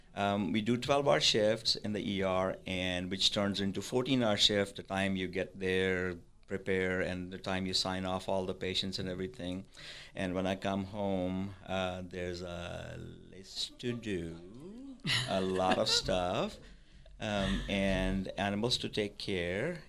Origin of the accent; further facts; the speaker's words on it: Pakistan; moved away as an adult; also born or lived in Madison; now in Parker County, Texas, United States; I was raised in Pakistan. I came here in ninety-six